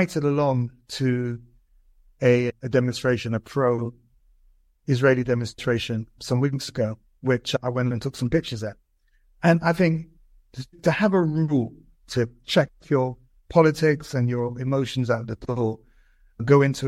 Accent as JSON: {"language": "English", "region": "London", "country": "United Kingdom", "tie": "born or raised there", "said": "I grew up in Brixton"}